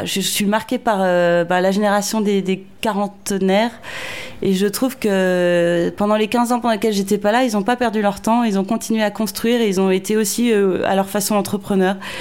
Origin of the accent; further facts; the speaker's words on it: France; moved away as an adult; also born or lived in London; on était européen en Angleterre, aujourd'hui on est français en Angleterre